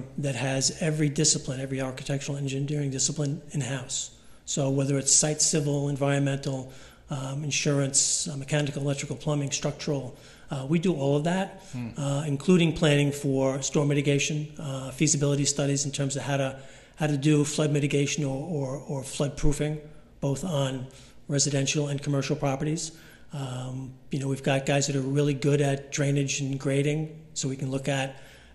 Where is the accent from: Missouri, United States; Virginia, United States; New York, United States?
New York, United States; South Shore of Long Island; growing up on the South Shore of Long Island